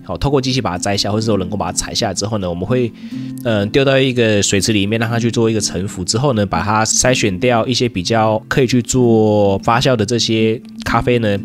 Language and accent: Chinese; Taiwan; 我台湾人